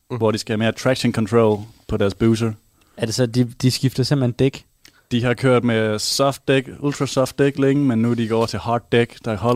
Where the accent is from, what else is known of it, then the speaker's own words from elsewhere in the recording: Haderslev, Southern Denmark, Denmark; moved away as an adult; now in Aarhus, Denmark; Jamen, jeg er opvokset lidt uden for Hatterslev.